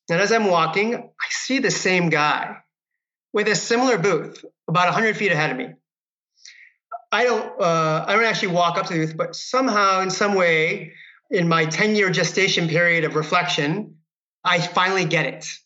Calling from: California, United States; I am calling from my office here in Marin County, Northern California.

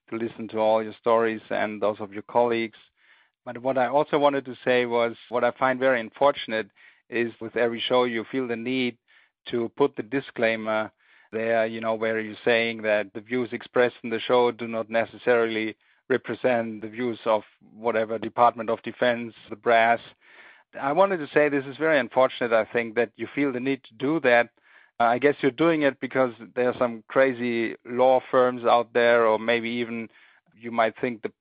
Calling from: Germany; I'm calling from Germany.

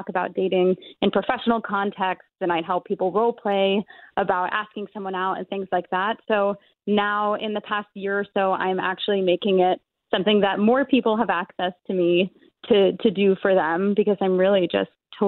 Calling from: New York City, New York, United States; I'm calling from New York City.

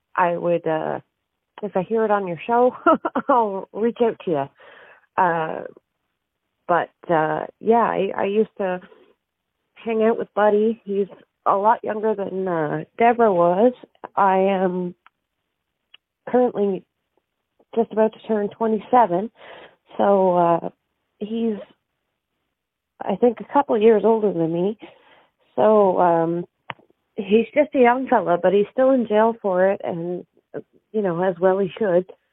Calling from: Halifax, Nova Scotia, Canada; I'm calling from, uh, Halifax, Nova Scotia

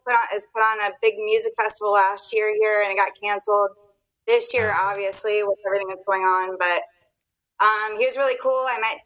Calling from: Virginia Beach, Virginia, United States; Virginia Beach, Virginia.

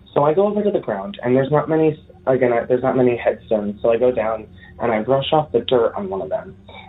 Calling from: Hartford area, Connecticut, United States; I am calling in from Connecticut. I live in the Hartford area.

